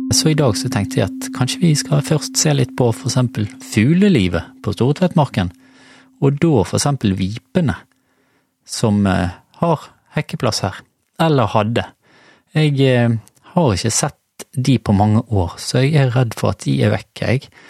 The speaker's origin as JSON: {"language": "Norwegian", "town": "Bergen", "region": "Vestland", "country": "Norway", "tie": "born or raised there", "said": "jeg vokste jo opp i Stamerbakken"}